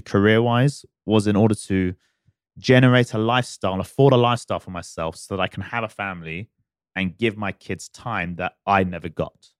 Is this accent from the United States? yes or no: no; United Kingdom; now in Dubai, United Arab Emirates; I'm a, I'm a British boy at heart